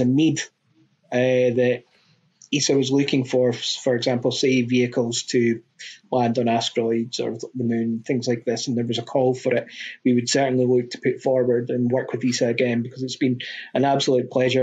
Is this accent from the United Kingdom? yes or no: yes; Scotland, United Kingdom; I'm Scottish.